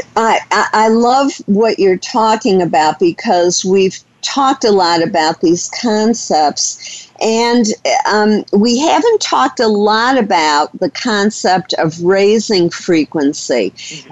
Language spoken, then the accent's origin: English; Detroit, Michigan, United States; I grew up in Detroit, Michigan